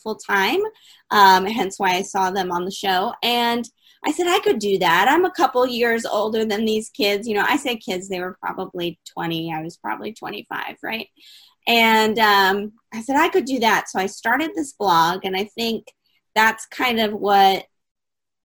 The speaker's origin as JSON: {"language": "English", "town": "Detroit", "region": "Michigan", "country": "United States", "tie": "born or raised there", "said": "So I was born in Detroit, Michigan on a rainy day. So clearly I'm from the States"}